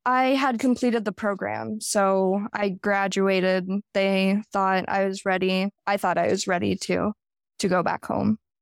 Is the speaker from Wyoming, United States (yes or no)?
yes; Jackson, Wyoming, United States; I was born and raised in Jackson, Wyoming. I haven't lived anywhere else